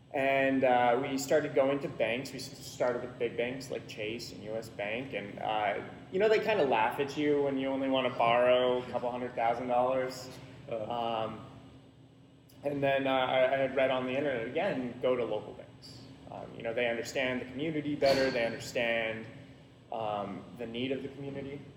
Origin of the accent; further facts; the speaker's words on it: Salem, Oregon, United States; I grew up here in Salem